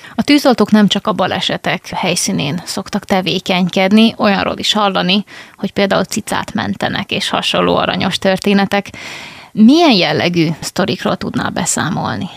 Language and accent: Hungarian; Szeged, Csongrád-Csanád, Hungary